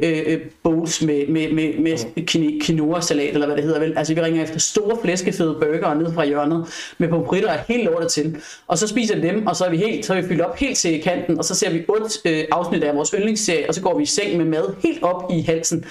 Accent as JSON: {"language": "Danish", "town": "Odense", "region": "Southern Denmark", "country": "Denmark", "moved": "yes", "lives_now": "Frederiksberg, Denmark", "said": "jeg er oprindeligt fra Odense"}